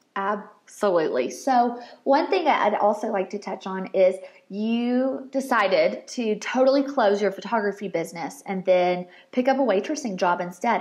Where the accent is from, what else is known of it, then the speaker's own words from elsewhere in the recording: Murfreesboro, Tennessee, United States; I'm from Murfreesboro